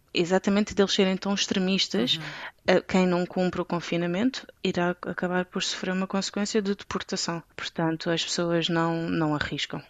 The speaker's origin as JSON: {"language": "Portuguese", "country": "Portugal", "also_born_or_lived": "Belgium / Kuwait", "moved": "as an adult", "lives_now": "Dubai, United Arab Emirates", "said": "Nós, em Portugal"}